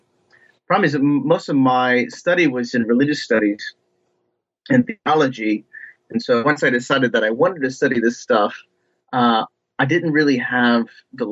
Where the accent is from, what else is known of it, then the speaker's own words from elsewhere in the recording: Ohio, United States; I'm originally from Ohio, from just basically the backwoods and farm country in Ohio